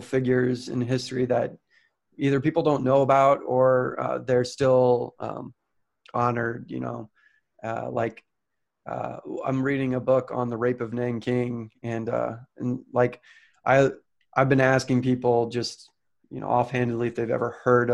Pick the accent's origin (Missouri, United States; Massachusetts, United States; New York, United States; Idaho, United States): Missouri, United States; St. Louis; I grew up in St. Louis, Missouri